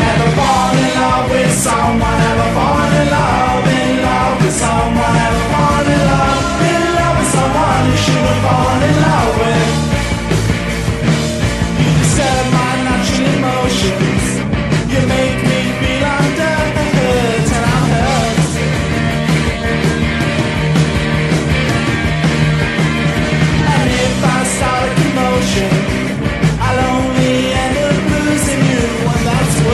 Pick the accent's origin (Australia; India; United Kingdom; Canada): United Kingdom; Yorkshire and the Humber; accent: Yorkshire; my Yorkshire accent